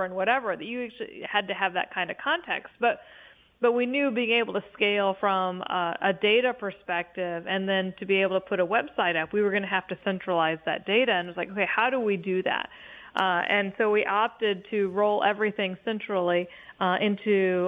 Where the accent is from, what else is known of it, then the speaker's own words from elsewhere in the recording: Indiana, United States; moved away as an adult; also born or lived in Ohio; I was living in a city I didn't know because I was from Indiana and moved to Ohio